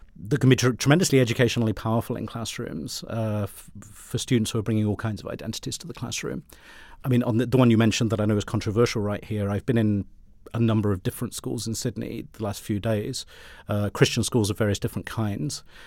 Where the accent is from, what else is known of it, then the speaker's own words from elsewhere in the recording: United Kingdom; accent: British; I had a British accent